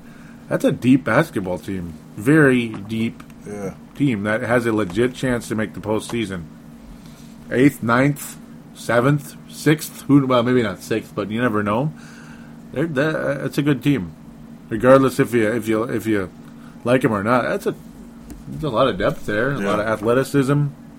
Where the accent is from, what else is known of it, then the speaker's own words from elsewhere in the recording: Minnesota, United States; accent: Minnesota; Our American accents are my funny Minnesota accent. It is funny, actually. A lot of people like my Minnesota accent.